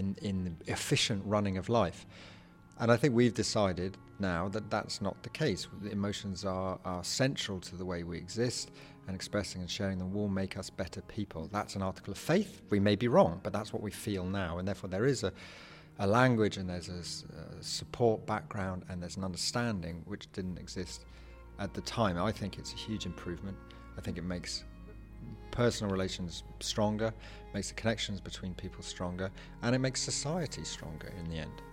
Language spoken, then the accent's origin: English; England, United Kingdom; I'm an English writer.